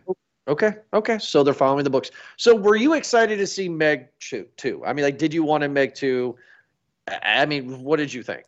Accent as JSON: {"language": "English", "country": "United States", "said": "I'm American"}